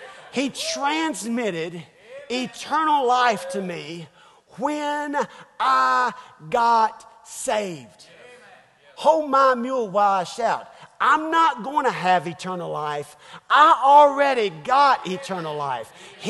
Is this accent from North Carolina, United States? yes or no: yes; North Carolina, United States; also born or lived in Springfield, Missouri; Well, I was born in Springfield, Missouri. I lived 6 long weeks in Springfield, Missouri, and then came to North Carolina.